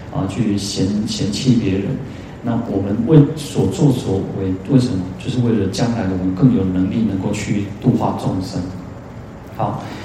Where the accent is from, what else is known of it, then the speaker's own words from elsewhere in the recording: Taiwan; 我们台湾人